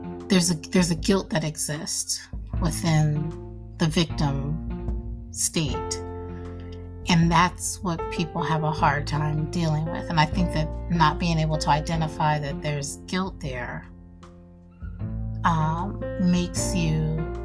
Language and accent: English; Nebraska, United States; I come from Nebraska